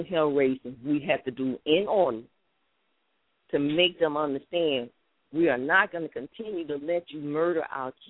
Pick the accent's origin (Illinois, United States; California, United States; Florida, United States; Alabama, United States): Alabama, United States; Selma; now in Atlanta, United States; I'm also a 60 baby. I grew up in Selma, Alabama, too